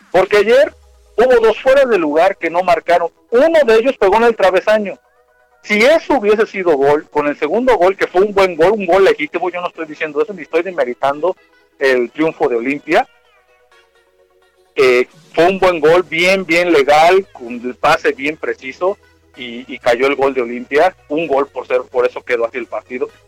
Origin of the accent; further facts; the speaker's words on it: Mexico; antes que todo soy mexicano